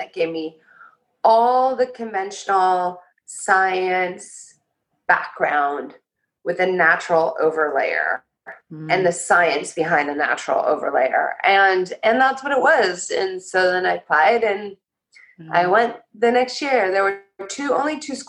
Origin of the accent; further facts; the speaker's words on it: Los Angeles, California, United States; moved away as an adult; also born or lived in Port Townsend, Washington / Bay Area, California; I came back to Venice, which is my hometown.